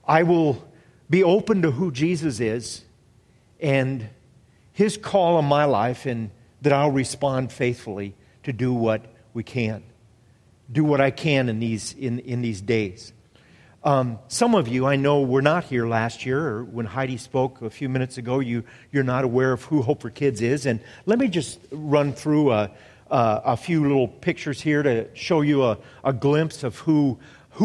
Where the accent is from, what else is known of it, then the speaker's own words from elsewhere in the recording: Iowa, United States; moved away; also born or lived in Maryland; I grew up in Iowa and, you know, farming community